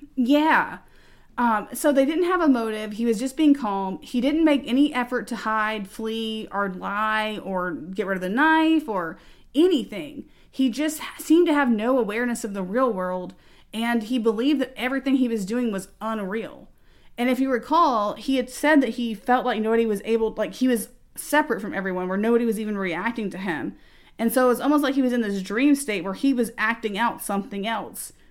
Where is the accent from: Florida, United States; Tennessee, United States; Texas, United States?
Texas, United States; we are from Texas